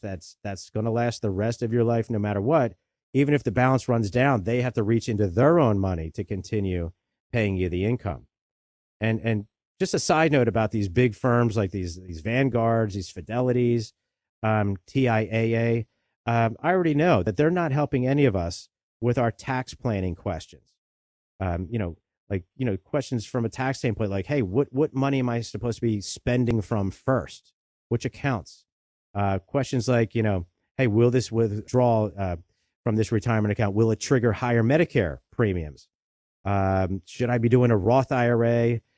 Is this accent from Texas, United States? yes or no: no; Delaware County, Pennsylvania, United States; I grew up right here in Delaware County. I've spent my whole life here.